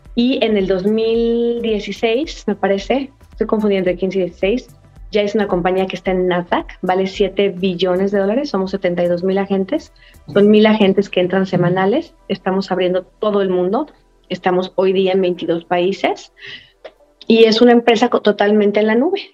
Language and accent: Spanish; Mexico; also born or lived in Miami; Yo soy mexicana